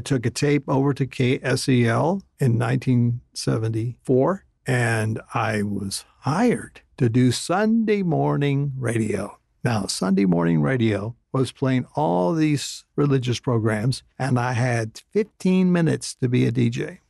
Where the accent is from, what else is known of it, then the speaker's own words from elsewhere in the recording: Lubbock, Texas, United States; also born or lived in Oklahoma City; I was growing up, a lot of families the size of my family, we just commingled and enjoyed being in Lubbock, Texas